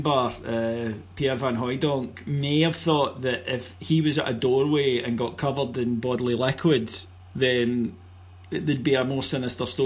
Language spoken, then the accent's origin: English; Cameroon; when I was growing up in Cameroon, I, I listened to the BBC World Service to hear tales of Mark McGhee and Davie Provan playing for the, the, the, famous Celtic.